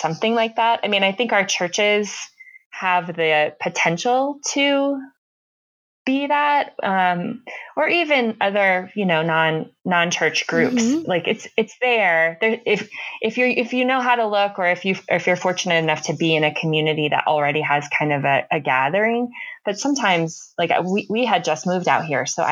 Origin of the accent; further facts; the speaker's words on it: Tampa, Florida, United States; also born or lived in Chicago; now in northern Colorado, United States; I grew up in Tampa, mm-hmm. Florida